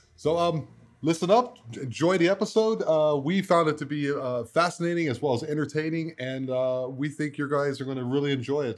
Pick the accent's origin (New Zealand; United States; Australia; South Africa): United States; Baltimore, Maryland; moved away; also born or lived in Germany; I'm from Baltimore, Maryland originally